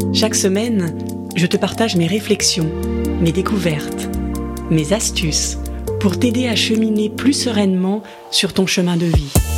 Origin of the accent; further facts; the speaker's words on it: France; je suis française